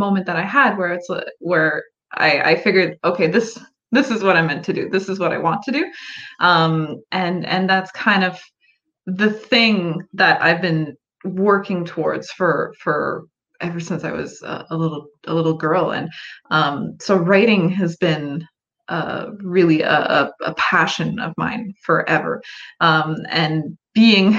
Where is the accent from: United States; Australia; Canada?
Canada; I am a Canadian author, so just across the border. And yes, it is a little bit colder up here in Canada.